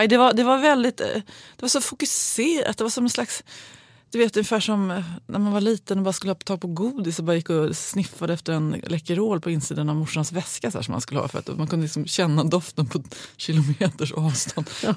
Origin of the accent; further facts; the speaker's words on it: Sundsvall, Västernorrland County, Sweden; den här skolan där jag gick var, halva upptagningsområdet var direktörerna, det finns några stora industrier i Sundsvall